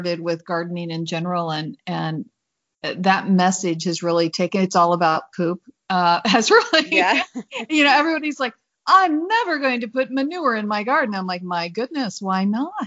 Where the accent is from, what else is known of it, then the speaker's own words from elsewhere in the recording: Indiana, United States; also born or lived in Illinois; now in Mesa, United States; I'm from Indiana. I grew up on a farm in Indiana and learned what hard work was